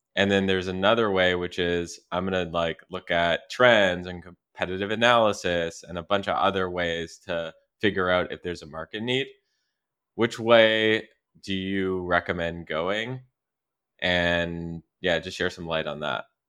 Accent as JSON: {"language": "English", "country": "Canada", "moved": "yes", "said": "I'm from Canada"}